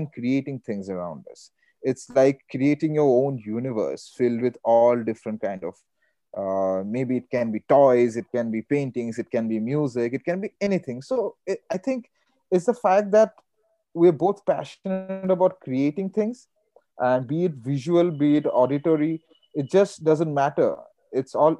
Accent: India; I'm Indian

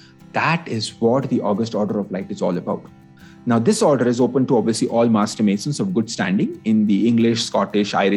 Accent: India

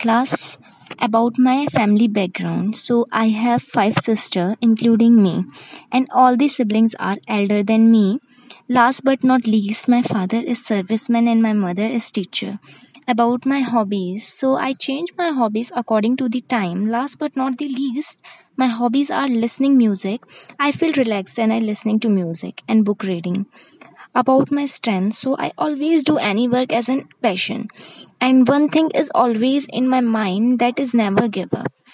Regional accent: Ghaziabad, Uttar Pradesh, India; I am from Ghaziabad

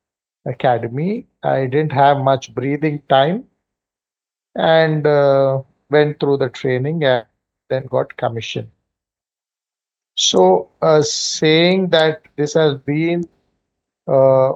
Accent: Hyderabad, Telangana, India; I have been born and brought up in Hyderabad

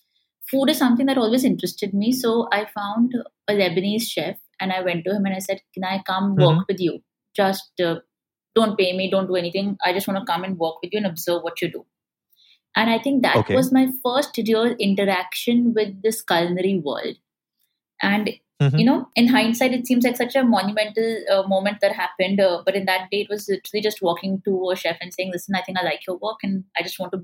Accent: Ahmedabad, Gujarat, India; also born or lived in England / New York; I came back to India in 2009 to Ahmedabad, okay, which is my hometown.

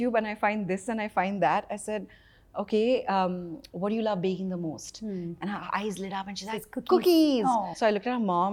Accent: India; growing up in India

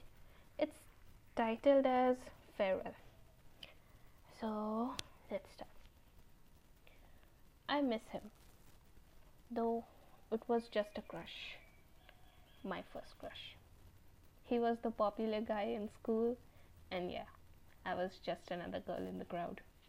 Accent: Bihar, India; from Bihar

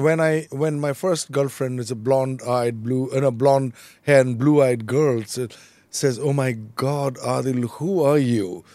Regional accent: Goalpara, Assam, India; moved away as an adult; also born or lived in Delhi; I'm from Gwalpar

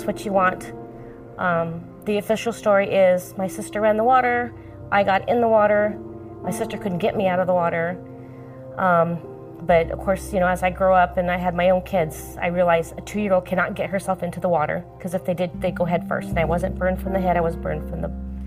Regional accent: Chino, California, United States; Chino, California

